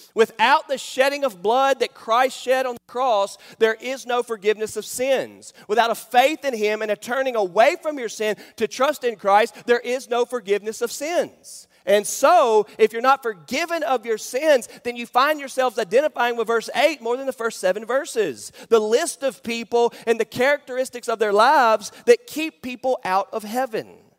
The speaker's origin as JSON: {"language": "English", "town": "Charlotte", "region": "North Carolina", "country": "United States", "tie": "born or raised there", "said": "I grew up in Charlotte, North Carolina"}